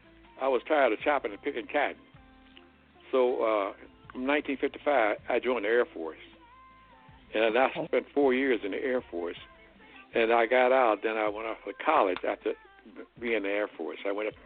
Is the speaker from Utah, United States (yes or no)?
no; Hayti, Missouri, United States; moved away as an adult; also born or lived in Arkansas / Texas / Benton Harbor, Michigan; now in Kansas City, United States; And then we moved to a place called Steele, Missouri. I grew up in Steele in Haiti, Missouri, which is in the Boot Hill.